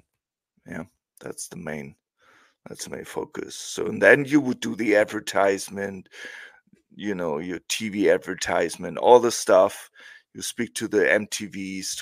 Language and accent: English; Hamburg, Germany; English is a second language; I'm originally from Hamburg, which is in the north